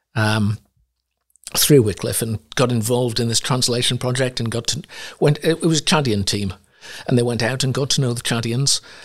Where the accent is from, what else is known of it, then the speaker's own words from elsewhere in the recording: Sunderland, North East England, United Kingdom; moved away; also born or lived in Ivory Coast; I grew up in Sunderland, in the northeast of England